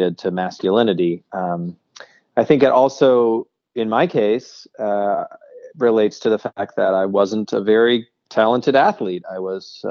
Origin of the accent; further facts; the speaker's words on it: Seattle, Washington, United States; I grew up in Seattle